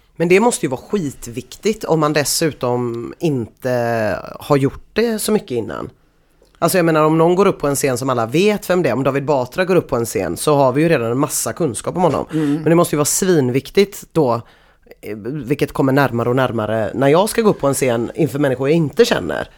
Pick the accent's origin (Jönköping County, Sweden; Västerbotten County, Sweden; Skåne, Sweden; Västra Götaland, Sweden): Västra Götaland, Sweden; Gothenburg; accent: Gothenburg dialect; jag alltid pratar så mycket göteborgska när jag är vid korvkiosken på Mariaplan